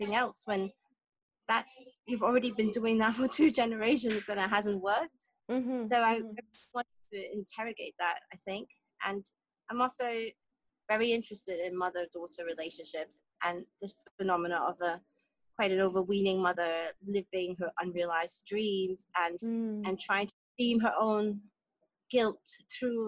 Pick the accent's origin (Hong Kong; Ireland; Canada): Hong Kong; I'm from Hong Kong